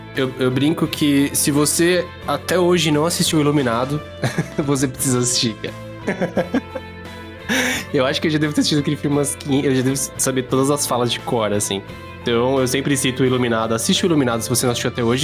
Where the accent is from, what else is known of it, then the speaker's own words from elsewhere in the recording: Brazil; como brasileiro